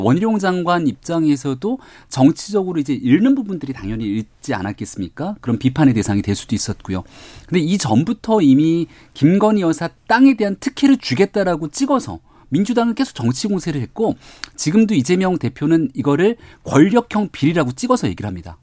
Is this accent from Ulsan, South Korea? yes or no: no; Seoul, South Korea; 제 광진에서 태어나서 자라고